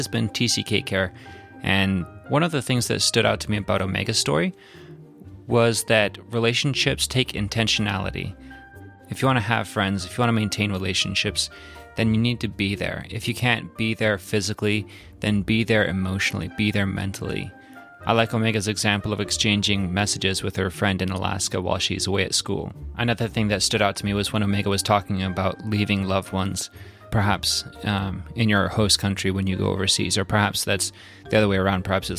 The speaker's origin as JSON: {"language": "English", "country": "Nigeria", "tie": "born or raised there", "said": "I remember growing up in Nigeria, we had this satellite phone, and we had to like point it at the satellite to get signal."}